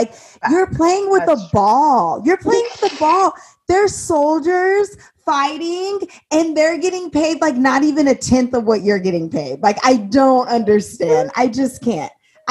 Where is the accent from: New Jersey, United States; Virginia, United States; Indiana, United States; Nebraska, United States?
Indiana, United States; because I'm from Indiana